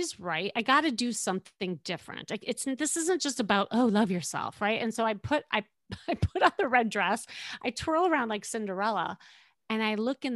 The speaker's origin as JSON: {"language": "English", "town": "Chicago", "region": "Illinois", "country": "United States", "moved": "as an adult", "lives_now": "Los Angeles, United States", "said": "I'm still from Chicago"}